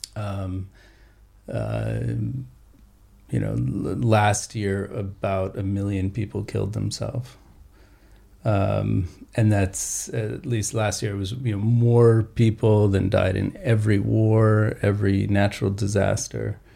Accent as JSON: {"language": "English", "area": "New Mexico, Colorado", "region": "the American West", "country": "United States", "tie": "born or raised there", "also_born_or_lived": "Austin, Texas", "said": "I uh, grew up in uh, New Mexico, Colorado, the West in general"}